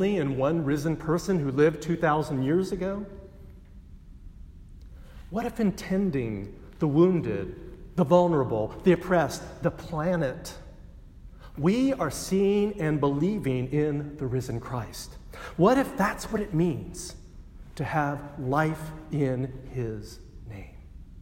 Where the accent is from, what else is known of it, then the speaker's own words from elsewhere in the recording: Texas, United States; I grew up in Texas, and most of my family was Baptist